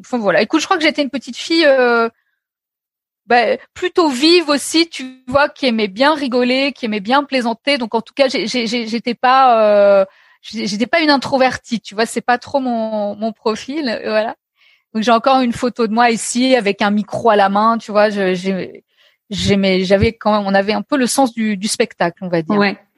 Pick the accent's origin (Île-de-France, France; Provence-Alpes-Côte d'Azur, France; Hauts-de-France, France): Île-de-France, France; Paris; j'ai, grandi à Paris. Donc, tu vois, je suis une, Parisienne pure souche